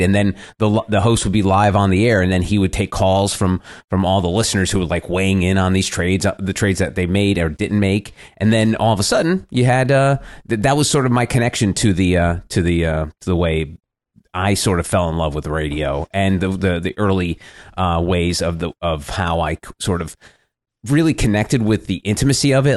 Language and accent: English; New Jersey suburbs, United States; I was a kid growing up in the Jersey suburbs